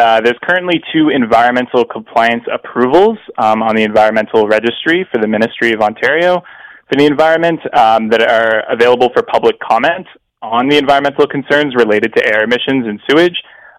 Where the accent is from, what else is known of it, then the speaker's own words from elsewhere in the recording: London, United Kingdom; I grew up in London.